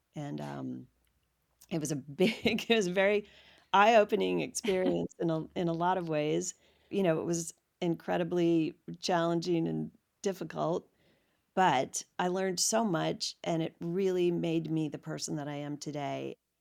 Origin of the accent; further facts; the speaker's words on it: Washington, District of Columbia, United States; now in Los Angeles, United States; I grew up in Washington, D C